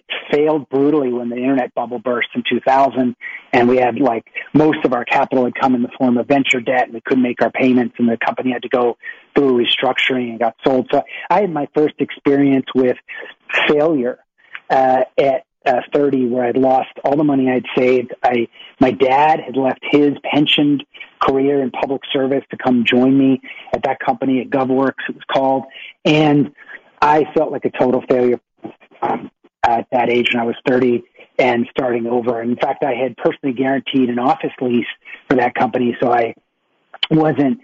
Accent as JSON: {"language": "English", "town": "Boston", "region": "Massachusetts", "country": "United States", "tie": "born or raised there", "said": "I was born in Boston, Massachusetts."}